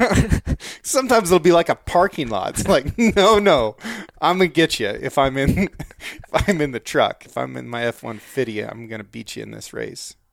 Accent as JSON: {"language": "English", "country": "United States", "also_born_or_lived": "Norway", "said": "as an American"}